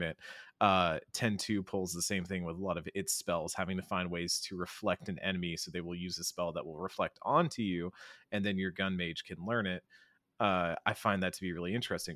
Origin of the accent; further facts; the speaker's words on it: Austin, Texas, United States; I'm from Austin, from Austin, Texas, uh, the land of great barbecue